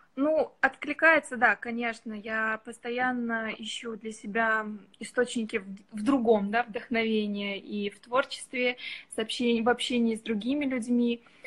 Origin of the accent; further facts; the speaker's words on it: Ufa, Bashkortostan, Russia; now in Saint Petersburg, Russia; Я вообще из Уфы